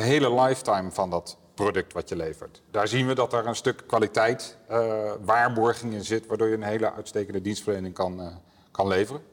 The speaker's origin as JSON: {"language": "Dutch", "town": "Apeldoorn", "region": "Gelderland", "country": "Netherlands", "said": "Kom uit Apeldoorn"}